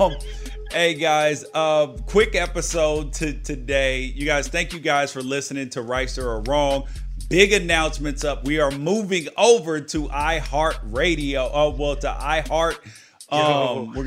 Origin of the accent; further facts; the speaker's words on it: Memphis, Tennessee, United States; I grew up in Memphis and the South